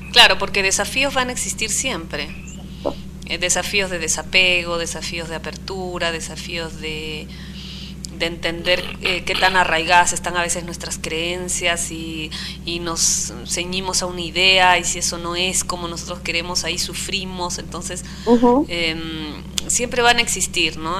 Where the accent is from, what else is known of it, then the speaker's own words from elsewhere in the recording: Arequipa, Peru; moved away; also born or lived in Trujillo, Peru; me fui a vivir a Arequipa, pero siento Arequipa como si fuera más mi mi lugar de nacimiento